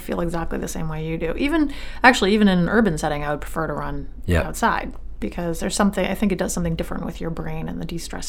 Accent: Yarmouth, Maine, United States; also born or lived in Portland, Maine; I grew up in Yarmouth, and I lived in Portland briefly

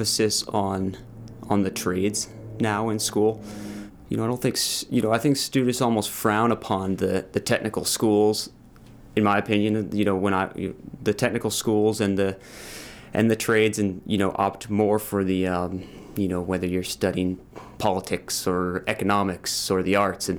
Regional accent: Cape Elizabeth, Maine, United States; I grew up sailing in Casco Bay on boats with my family

